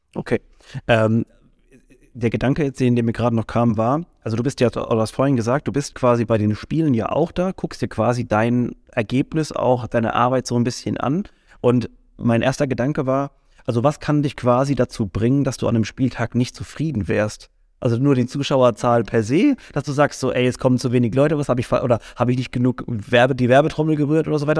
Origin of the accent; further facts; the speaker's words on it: Mannheim, Baden-Württemberg, Germany; für uns als als Mannheimer oder sowas. Wir haben natürlich eine ganz andere Identifikation nochmal damit